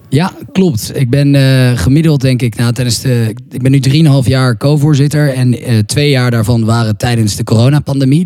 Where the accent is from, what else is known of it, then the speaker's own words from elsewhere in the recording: Amsterdam, North Holland, Netherlands; also born or lived in France; ik kom uit Amsterdam, uit Nederland